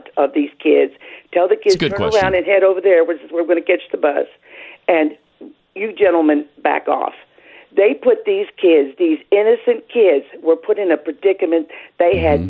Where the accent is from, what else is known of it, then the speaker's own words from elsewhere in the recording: Kentucky, United States; I am from Kentucky.